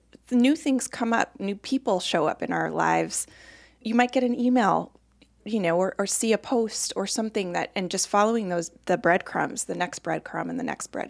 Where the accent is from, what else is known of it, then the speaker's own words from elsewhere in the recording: Colorado, United States; moved away as an adult; now in Boston, United States; I had never been here. I'd never been east of Chicago. I was from Colorado.